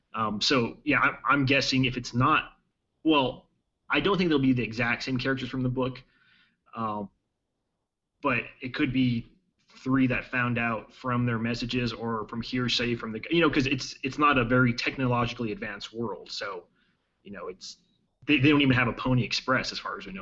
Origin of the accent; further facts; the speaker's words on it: El Paso, Texas, United States; I, I, grew up in Texas in in uh, in El Paso